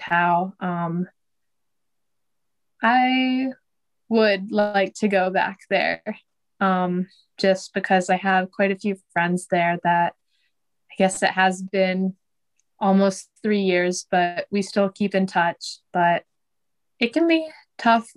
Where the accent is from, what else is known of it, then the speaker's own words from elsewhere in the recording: Iowa City, Iowa, United States; I born and raised in Iowa City. Yeah, so I've been here my whole life